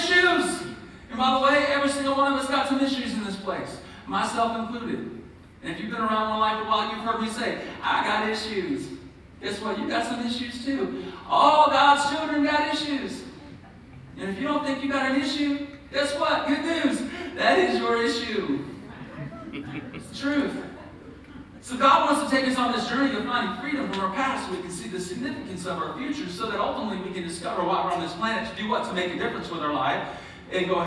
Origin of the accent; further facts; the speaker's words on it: Birmingham, Alabama, United States; accent: southern; I was born and raised in Birmingham, Alabama